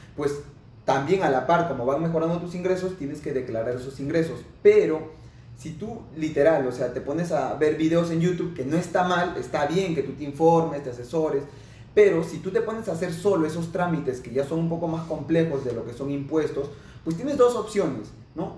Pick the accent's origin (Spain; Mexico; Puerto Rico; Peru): Peru; Lima; Yo soy de Lima, Perú